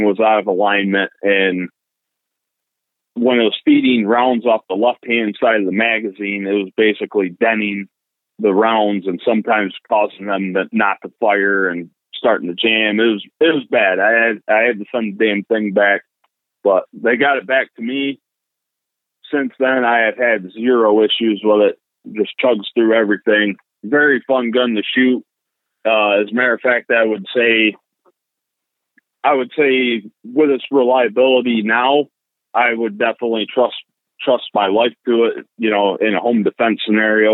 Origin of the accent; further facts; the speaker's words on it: rural New York, United States; basically lived out in rural New York, you know, all my life